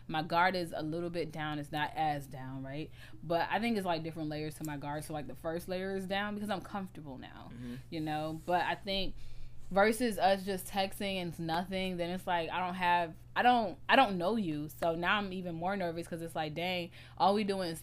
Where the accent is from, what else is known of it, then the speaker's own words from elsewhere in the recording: United States; I grew up in the States